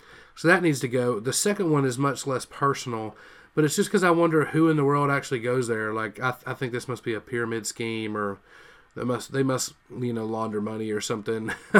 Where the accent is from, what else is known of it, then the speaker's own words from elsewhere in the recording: West Monroe, Louisiana, United States; There's a Burger King in my hometown in West Monroe, Louisiana